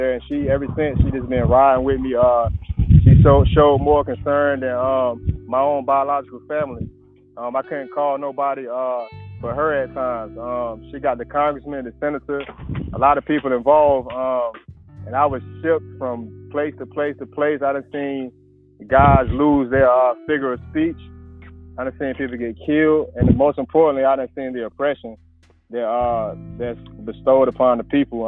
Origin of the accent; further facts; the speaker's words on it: Raleigh, North Carolina, United States; now in Winston-Salem, United States; I'm from Raleigh, North Carolina